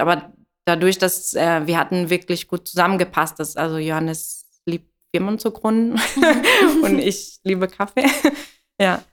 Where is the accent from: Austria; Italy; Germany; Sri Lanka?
Italy; German is a second language; moved away; ich komme aus Italien